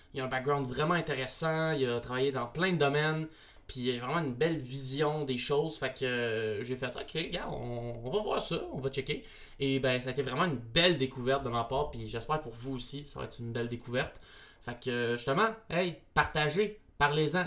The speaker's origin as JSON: {"language": "French", "town": "Repentigny", "region": "Quebec", "country": "Canada", "tie": "born or raised there", "said": "moi, j'habitais en banlieue, là. Moi, je suis né à Repentigny, donc euh, j'ai vraiment plus connu d'être proche d'une grande ville."}